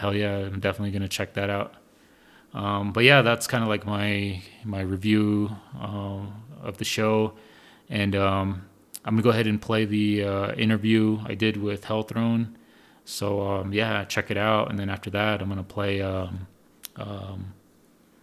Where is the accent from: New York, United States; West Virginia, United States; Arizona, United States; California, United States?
Arizona, United States; Chilchinbito area; also born or lived in Phoenix; now in Fort Defiance, United States; I'm originally from the Chilchimito area, but currently in Fort Defiance.